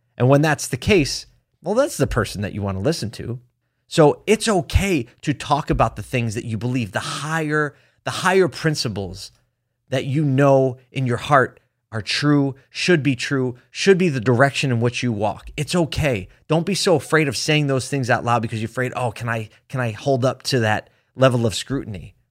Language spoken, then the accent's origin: English; Philadelphia, Pennsylvania, United States; moved away; my hometown